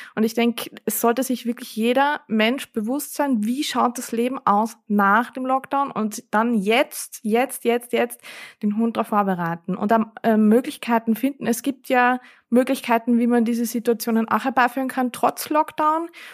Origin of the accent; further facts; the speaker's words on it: Vienna, Austria; bei uns in Wien